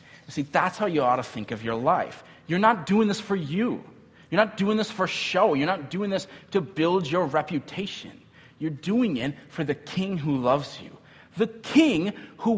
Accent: United States; as Americans, even as American believers

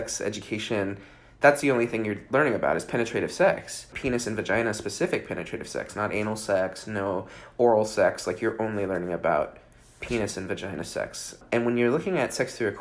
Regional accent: Bay Area, California, United States; I grew up in the Bay Area in California.

